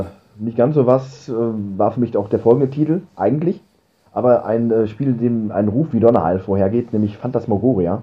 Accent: Germany

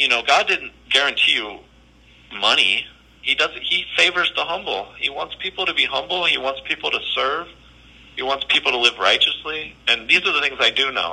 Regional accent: Berkeley, California, United States; I'm talking about my hometown

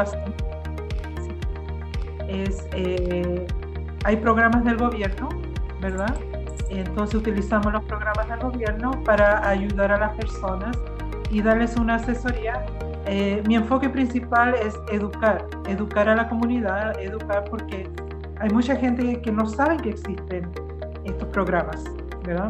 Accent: Chile; also born or lived in Brazil; now in Canada; yo nací en Chile, eh, nos vinimos a dar la familia y llegamos aquí, aquí a la escuela a estudiar

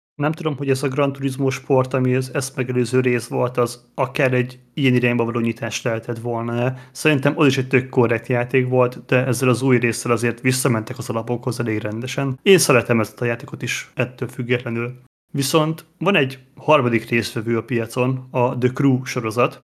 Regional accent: Hungary

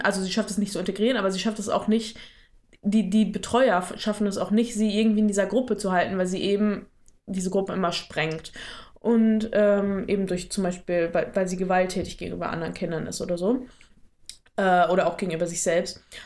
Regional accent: near Dortmund, North Rhine-Westphalia, Germany; ich komme aus der Nähe von Dortmund

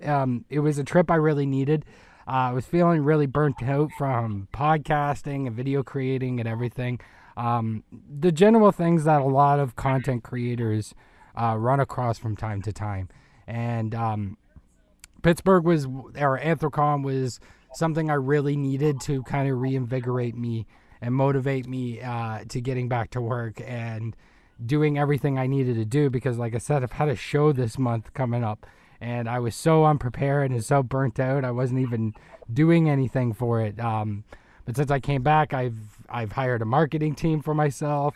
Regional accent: Canada; as a, as a Canadian

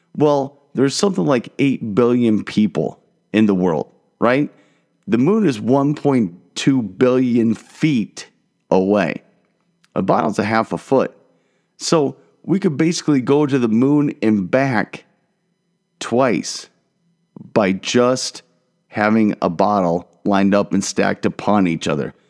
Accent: Marion, Iowa, United States; moved away; also born or lived in Dallas, Texas; Growing up in Marion, Iowa, I had the black kid at my school

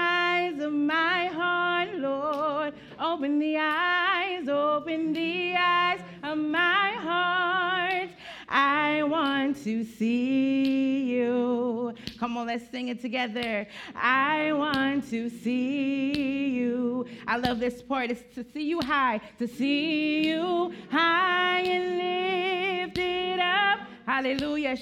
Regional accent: Graysonville, Maryland, United States; I was born and raised in Graysonville, Maryland

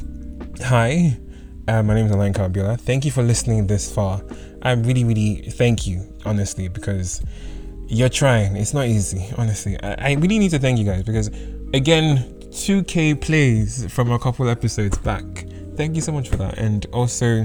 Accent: United Kingdom; accent: predominantly British; My accent is kind of predominantly British

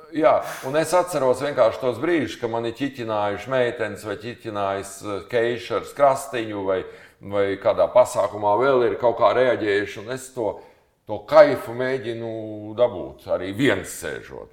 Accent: Latvia; mēs no Latvijas

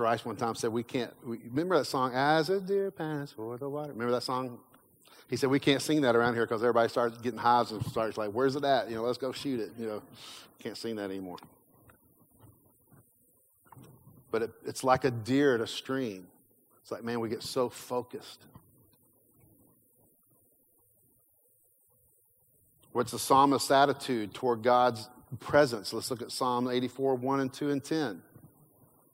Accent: Kentucky, United States; I grew up in Kentucky

